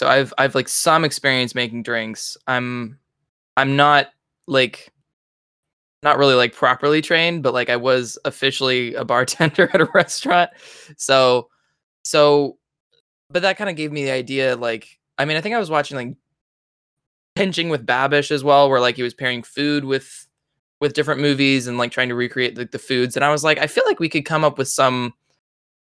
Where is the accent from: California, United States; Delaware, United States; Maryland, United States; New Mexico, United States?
California, United States; I'm from California